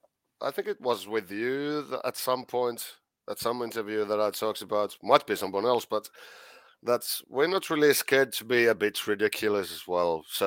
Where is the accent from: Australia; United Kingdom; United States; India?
United Kingdom; Scotland; I am I'm Scottish, so I'm well, almost it's, Scottish.